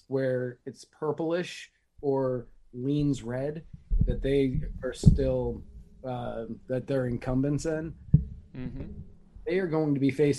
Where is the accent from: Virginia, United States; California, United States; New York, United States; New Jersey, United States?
Virginia, United States; Prince William County; I grew up in Prince William County, so I know the area relatively well.